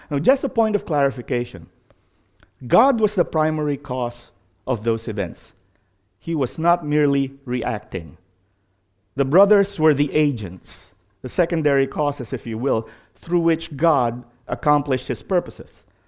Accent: Philippines; moved away; growing up in the Philippines

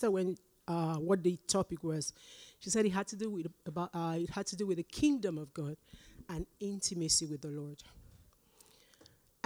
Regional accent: Nigeria; moved away as an adult; now in Canada; I'm Nigerian. I came here when I was over 40, so it's too late to change to the Canadian accent.

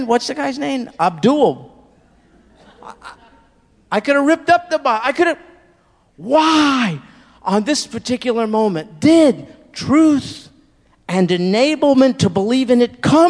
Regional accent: United States; I'm an American. I grew up here.

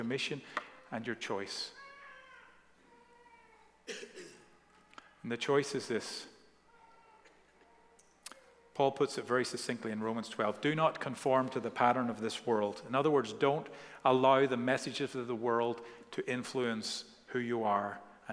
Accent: Ireland; growing up in Ireland

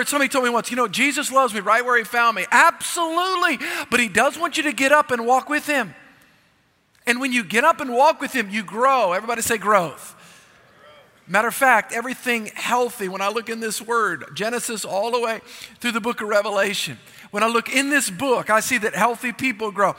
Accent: South Louisiana, United States; I was raised in South Louisiana

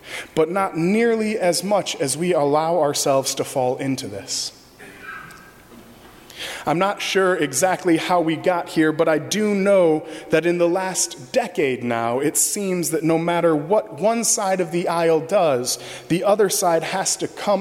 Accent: Michigan, United States; now in Arlington Heights, United States; As a kid growing up in Michigan

